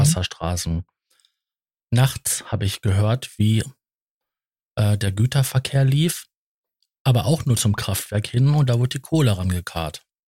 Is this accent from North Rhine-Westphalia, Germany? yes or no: yes; Datteln, North Rhine-Westphalia, Germany; ich bin ja gebürtig aus Datteln